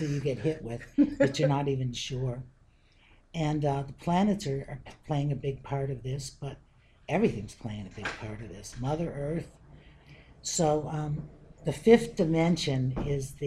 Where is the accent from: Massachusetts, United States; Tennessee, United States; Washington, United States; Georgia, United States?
Massachusetts, United States; Western; now in West Boylston, United States; I come from Western Massachusetts